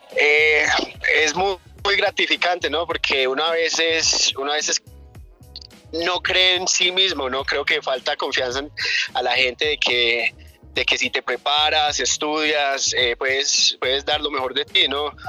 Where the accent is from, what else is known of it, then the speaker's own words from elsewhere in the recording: New Jersey, United States; also born or lived in Chinchiná, Caldas, Colombia; yo nací aquí en Colombia, en Chinchina Caldas, pero me crié en Nueva Jersey, Nueva Jersey en Nueva York